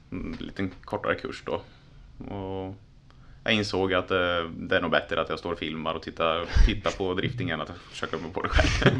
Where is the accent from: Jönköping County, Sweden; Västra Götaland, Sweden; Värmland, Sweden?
Jönköping County, Sweden; Tranås; also born or lived in Linköping; född och uppvuxen i Tranås